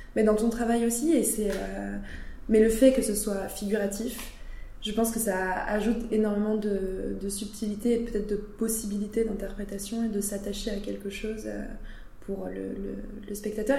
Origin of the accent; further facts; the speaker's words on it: France; je suis une bonne française